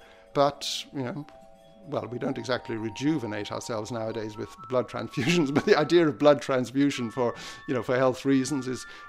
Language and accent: English; Ireland; I'm an Irish musicologist